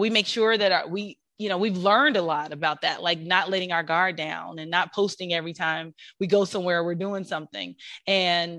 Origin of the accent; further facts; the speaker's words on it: Kansas City, Missouri, United States; now in Atlanta, United States; I'm from Kansas City, Missouri, which is also an amazing city